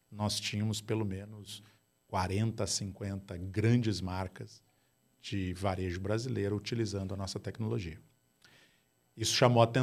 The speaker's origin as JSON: {"language": "Portuguese", "area": "Gaúcho", "region": "Rio Grande do Sul", "country": "Brazil", "said": "Eu sou gaúcho do lado vermelho"}